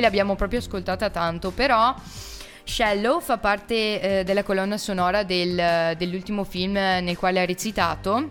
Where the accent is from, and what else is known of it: Tezze, Italy